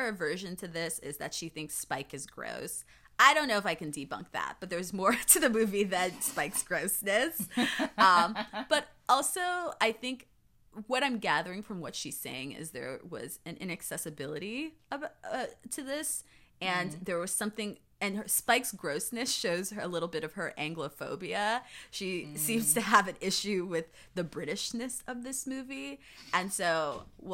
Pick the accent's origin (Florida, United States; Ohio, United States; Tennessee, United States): Florida, United States; I was from Florida